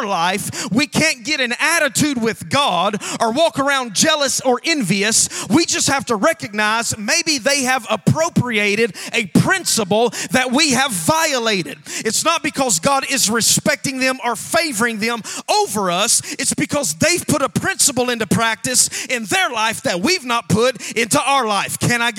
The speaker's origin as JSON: {"language": "English", "region": "Alabama", "country": "United States", "said": "We have to teach you how we preach down in Alabama. I'm from Alabama."}